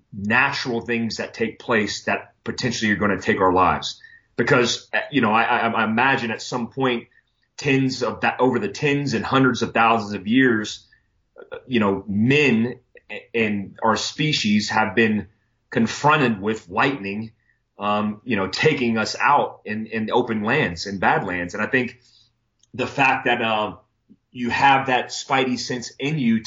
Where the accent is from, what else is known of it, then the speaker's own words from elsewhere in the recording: Florida, United States; lightning is something that I grew up with in Florida